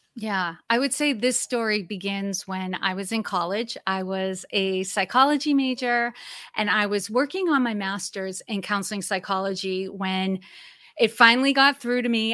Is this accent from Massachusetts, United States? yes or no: yes; Massachusetts, United States; also born or lived in Maine / Old Orchard Beach, Maine; now in Norfolk, Virginia, United States; I was born and raised in Massachusetts